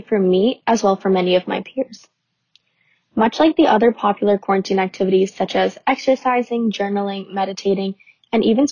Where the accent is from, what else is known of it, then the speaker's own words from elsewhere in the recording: New Jersey, United States; I'm from New Jersey